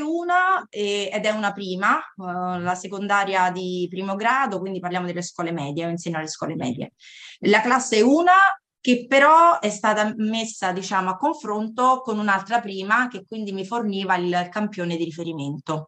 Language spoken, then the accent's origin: Italian; Cassino, Lazio, Italy; also born or lived in California; now in Latina, Italy; vengo da Cassino, dalla provincia di Frosinone